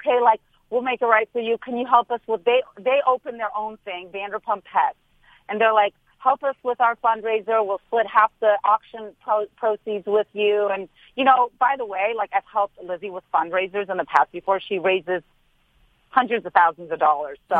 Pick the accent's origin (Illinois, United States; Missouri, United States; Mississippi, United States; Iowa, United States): Missouri, United States; St. Louis; also born or lived in Beverly Hills; I may spend half the year in Beverly Hills, but I'm from St. Louis